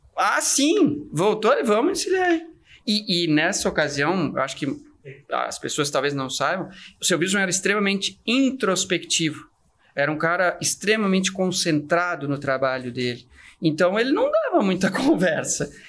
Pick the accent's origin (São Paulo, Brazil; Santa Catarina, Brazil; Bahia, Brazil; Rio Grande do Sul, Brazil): Santa Catarina, Brazil; eu sou de Santa Catarina, eu sou de uma cidade pequenininha